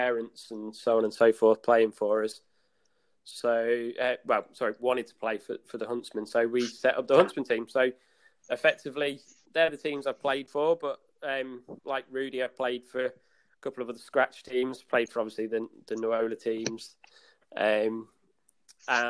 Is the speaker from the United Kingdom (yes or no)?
yes; Leicester, East Midlands, United Kingdom; I went to play for the Leicester Eagles. Obviously being my hometown